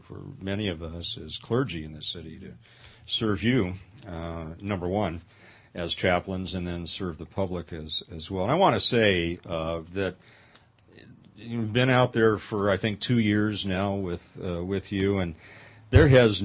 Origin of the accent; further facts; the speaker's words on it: Pasadena, California, United States; moved away; I grew up in the Pasadena area outside L.A.